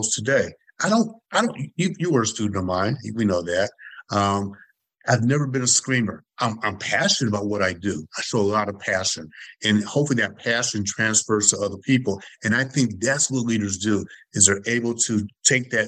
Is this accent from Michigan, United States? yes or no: yes; Detroit, Michigan, United States; growing up in Detroit